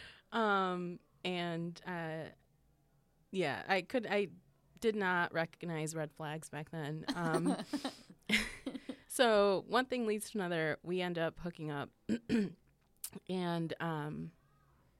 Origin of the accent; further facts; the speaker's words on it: northwest suburbs of Chicago, Illinois, United States; also born or lived in Wisconsin; I'm from the northwest suburbs of Chicago.